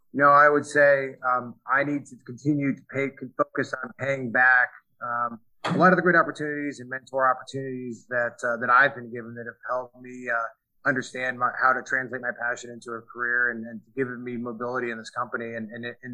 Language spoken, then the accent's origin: English; New York City, New York, United States; also born or lived in Connecticut; I grew up on the East Coast, in New York State and Connecticut. I'm from New York City originally